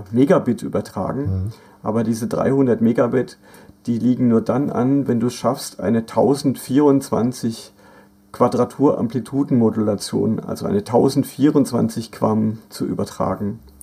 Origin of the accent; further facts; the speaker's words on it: Black Forest, Baden-Württemberg, Germany; moved away; mein Heimatdorf im Schwarzwald, wo, wo meine Mutter wohnt